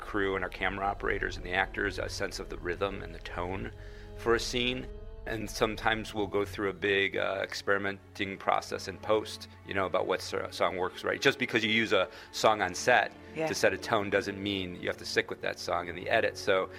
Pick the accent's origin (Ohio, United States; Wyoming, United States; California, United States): Ohio, United States; Cleveland; Yeah, I mean, we grew up in Cleveland. Cleveland's a big music city